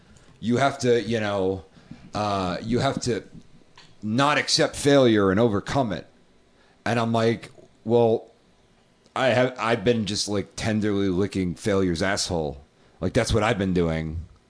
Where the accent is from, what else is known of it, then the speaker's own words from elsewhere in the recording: New England, United States; I'm from New England